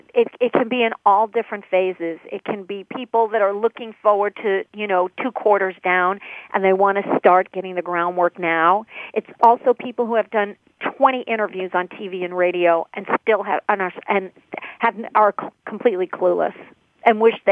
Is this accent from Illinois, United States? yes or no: yes; Chicago, Illinois, United States; I would let them know that I'm from Chicago.